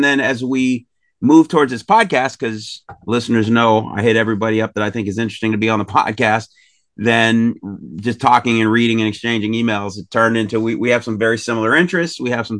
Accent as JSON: {"language": "English", "town": "La Mesa", "region": "California", "country": "United States", "said": "I'm from La Mesa, but nobody knows where La Mesa is. So I say San Diego."}